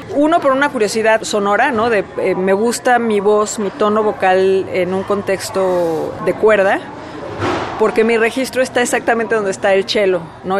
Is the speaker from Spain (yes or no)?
no; Mexico; moved away